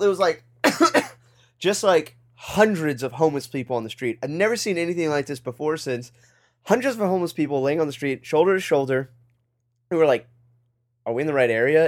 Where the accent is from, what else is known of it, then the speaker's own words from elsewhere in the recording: United States; being an American